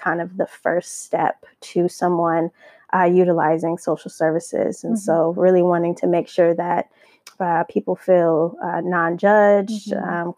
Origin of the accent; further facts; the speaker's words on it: Minneapolis, Minnesota, United States; moved away as an adult; now in Southern California, United States; I relocated about 10 years ago or 8 years ago from Minneapolis, Minnesota